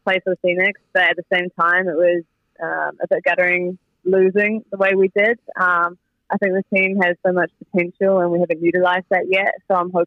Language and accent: English; New Zealand; moved away as an adult; back in my hometown where I grew up